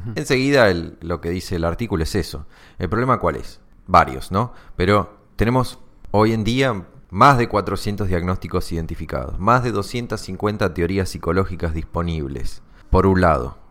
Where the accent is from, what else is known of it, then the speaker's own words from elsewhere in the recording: Argentina; somos psicólogos argentinos y tomamos mate